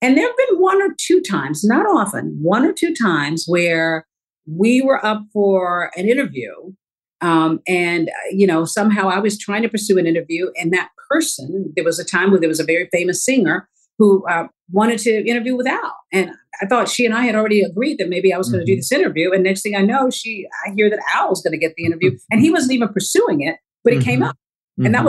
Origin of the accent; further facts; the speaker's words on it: the South, United States; I grew up in the South